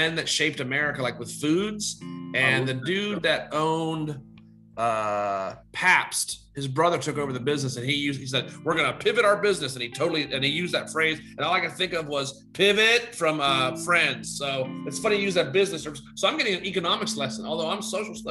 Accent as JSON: {"language": "English", "town": "Chambersburg", "region": "Pennsylvania", "country": "United States", "tie": "born or raised there", "also_born_or_lived": "Charlotte, North Carolina", "moved": "as an adult", "said": "We're both PA boys. So, you know, growing up in Chambersburg back in the late 80s, early 90s, we drank Yingling."}